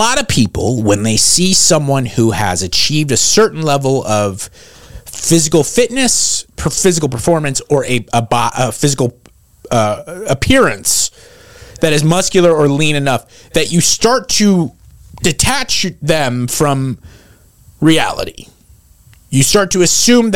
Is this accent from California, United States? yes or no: yes; San Marino, California, United States; my hometown of San Marino, where they named the Huntington Library